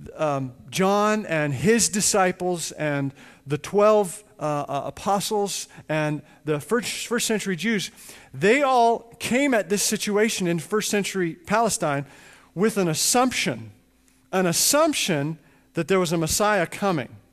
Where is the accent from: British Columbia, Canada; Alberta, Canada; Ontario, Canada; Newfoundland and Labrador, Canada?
Alberta, Canada; Edmonton; I grew up in Edmonton, Canada, and I grew up in a home that was right across the street from a little Church of God church